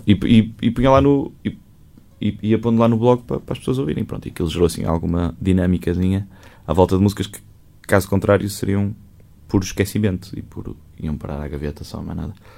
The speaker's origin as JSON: {"language": "Portuguese", "town": "Maia", "region": "Porto District", "country": "Portugal", "tie": "born or raised there", "said": "eu não cresci propriamente no Porto, eu, eu, eu, eu, sou da Maia. E a casa dos meus pais era na Maia, a casa dos meus avós era na Maia, em Águas Santas. E era ali uma infância muito enfiada na casa da minha avó"}